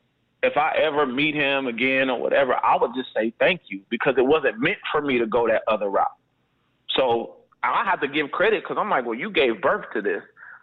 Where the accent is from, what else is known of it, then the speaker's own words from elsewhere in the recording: Berlin, Germany; We got a different bond because we grew up in Berlin, Germany together.